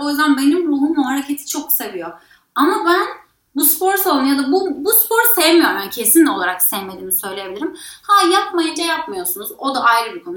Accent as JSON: {"language": "Turkish", "town": "Bodrum", "region": "Muğla", "country": "Turkey", "tie": "born or raised there", "said": "ben Bodrum'da büyüdüm"}